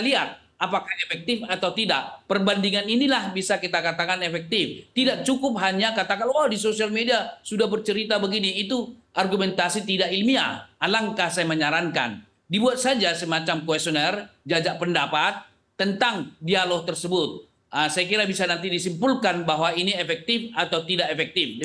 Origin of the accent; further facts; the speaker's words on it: Aceh, Indonesia; moved away; di kampung halaman saya, kelahiran saya di pinggiran di Aceh sana